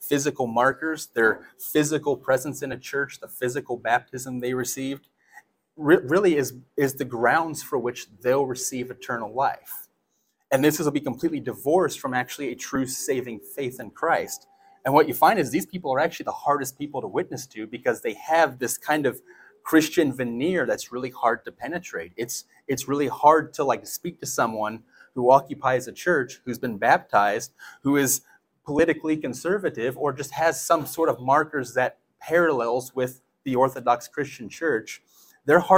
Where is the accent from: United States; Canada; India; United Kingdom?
United States; being American